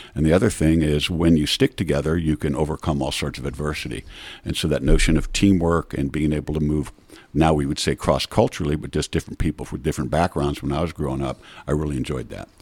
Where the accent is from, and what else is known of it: Miami, Florida, United States; born or raised there; also born or lived in New York City